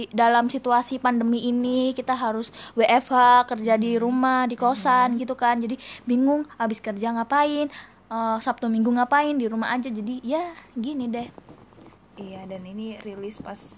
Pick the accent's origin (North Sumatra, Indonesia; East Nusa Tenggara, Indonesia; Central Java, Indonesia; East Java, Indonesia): East Java, Indonesia; Malang; kalau aku dari Malang, arek Malang, Rek.